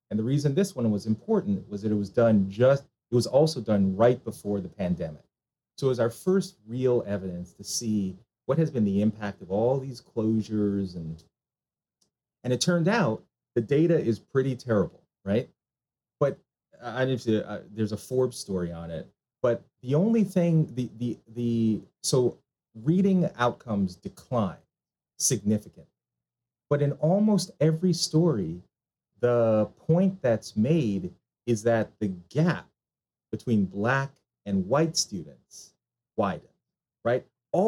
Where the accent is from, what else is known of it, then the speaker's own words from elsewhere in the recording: Jamaica; now in United States; so I am a Jamaican immigrant, right? So my parents came to the United States in the mid to late 1960s